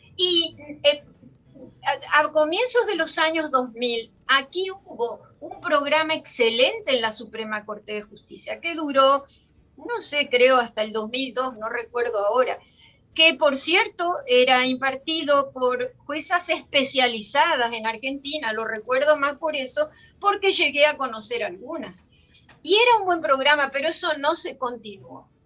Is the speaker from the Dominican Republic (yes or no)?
yes; Dominican Republic; somos ciudadanas dominicanas